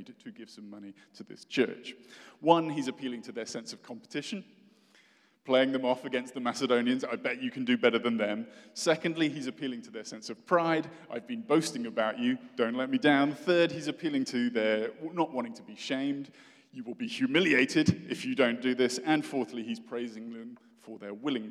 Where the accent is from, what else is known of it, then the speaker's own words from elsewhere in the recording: United Kingdom; moved away as an adult; now in United States; I'm British